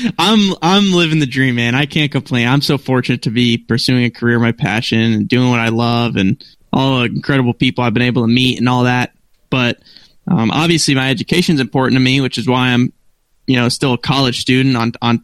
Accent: United States; now in Charlotte, United States; I'm from Connecticut, New York border

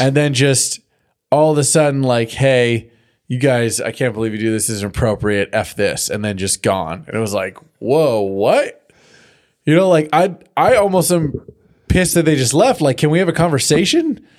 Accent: California, United States; growing up in California, having this drought

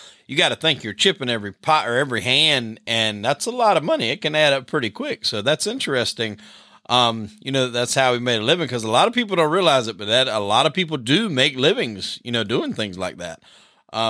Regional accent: Darlington, South Carolina, United States; I'm from South Carolina myself. And actually grew up not too far from, Fort Bragg there. I think that's in what Fayetteville area. I grew up in a little small town called Darlington

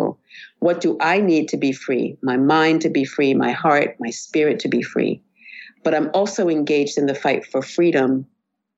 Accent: United States; I identify myself as Black American

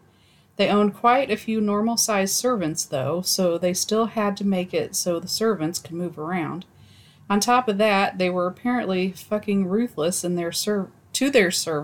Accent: Zambia; born there; I was born in Zambia. I was born in Zambia in the late 80s in a village that doesn't exist anymore.

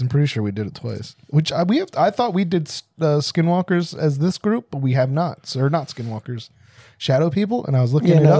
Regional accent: United States; We're American.

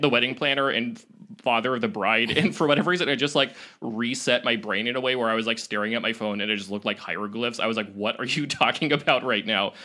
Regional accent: Oregon, United States; I grew up in Oregon

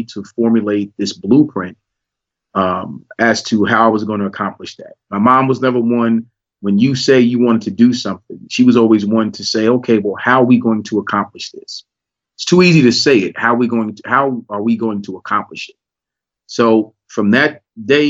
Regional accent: Jersey City, New Jersey, United States; moved away; also born or lived in Morgantown, West Virginia; I grew up in the Marion Gardens section, Jersey City, New Jersey, single parent home.

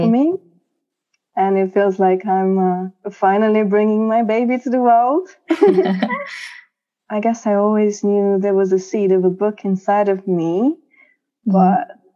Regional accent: Romania; moved away as an adult; now in London, United Kingdom; I came here to London from my home country, Romania.

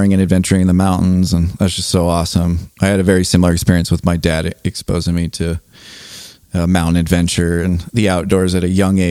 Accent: Southern California, United States; moved away as an adult; now in Montana City, United States; I'm from Southern California, moved here about 4 years ago

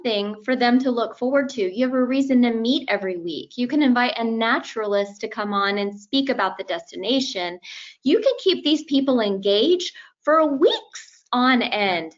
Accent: Miami, Florida, United States; I'm from Miami

